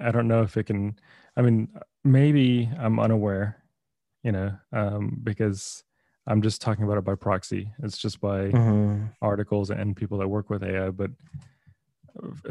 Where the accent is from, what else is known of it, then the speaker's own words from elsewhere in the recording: Texas, United States; moved away; I'm from Texas